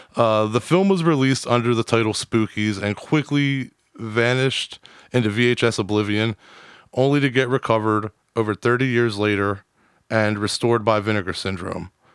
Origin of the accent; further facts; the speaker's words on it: New Castle, Delaware, United States; I'm from Newcastle